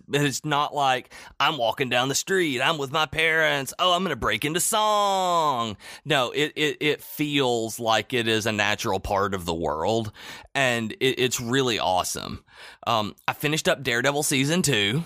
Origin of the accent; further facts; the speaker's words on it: the South, United States; I'm from the South